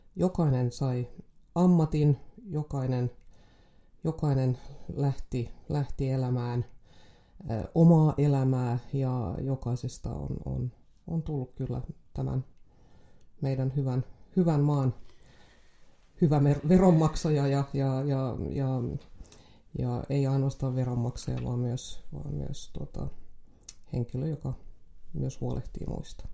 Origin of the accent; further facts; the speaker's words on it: Jakobstad, Ostrobothnia, Finland; olen syntynyt Pietarsaaressa